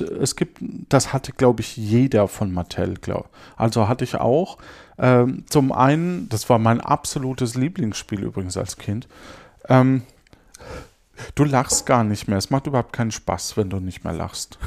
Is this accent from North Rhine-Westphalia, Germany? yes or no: no; near Würzburg, Bavaria, Germany; aus der Nähe von Würzburg, wo ich herkomme.